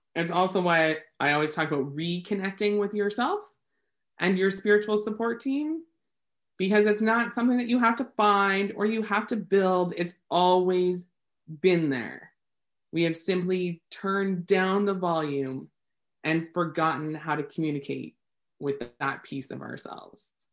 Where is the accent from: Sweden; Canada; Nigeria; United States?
Canada; I am Canadian